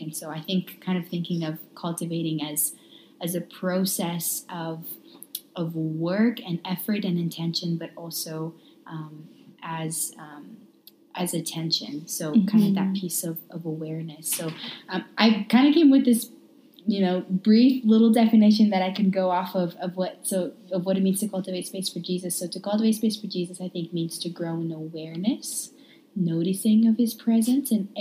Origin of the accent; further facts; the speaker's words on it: Romania; now in Calgary, Canada; born and raised in Romania